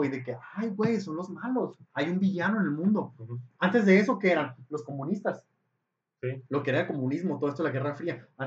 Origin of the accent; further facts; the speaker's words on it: Mexico; aquí en México